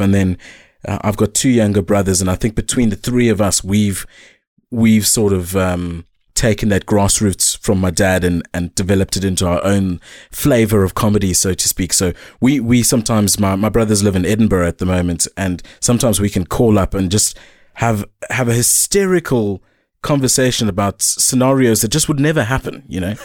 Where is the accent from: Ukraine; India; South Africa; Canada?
South Africa; Eastern Cape; growing up in the Eastern Cape, it's, it's an interesting one